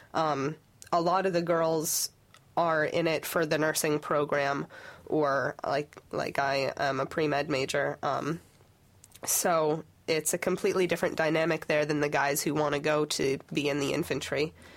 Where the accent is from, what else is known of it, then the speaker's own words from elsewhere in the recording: Pennsylvania, United States; moved away as an adult; I'm from Pennsylvania